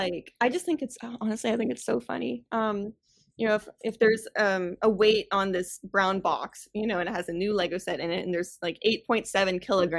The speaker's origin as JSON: {"language": "English", "town": "Orlando", "region": "Florida", "country": "United States", "tie": "born or raised there", "said": "I grew up in Orlando."}